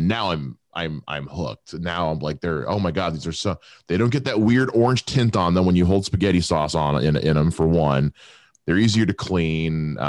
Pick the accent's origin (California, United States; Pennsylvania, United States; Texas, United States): Pennsylvania, United States; Erie; born there; I was born in Erie.